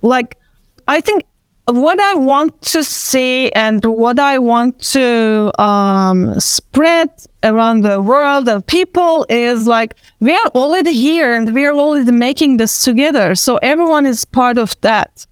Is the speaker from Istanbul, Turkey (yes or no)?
yes; Istanbul, Turkey; first language Turkish; English is a second language; I'm from Istanbul